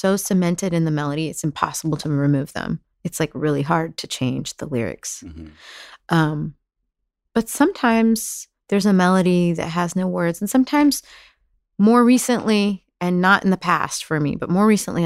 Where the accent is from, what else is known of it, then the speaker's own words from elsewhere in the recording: Dallas, Texas, United States; moved away as an adult; now in New York, United States; We moved to Dallas when I was 4 because she was from Oklahoma and her dad was sick